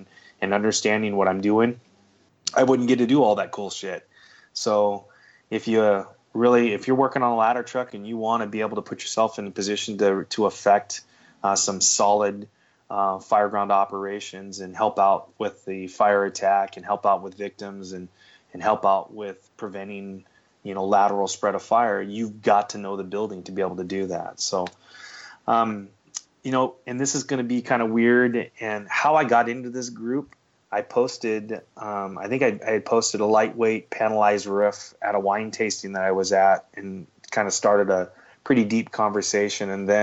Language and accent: English; Seattle, Washington, United States; Growing up in Seattle all my life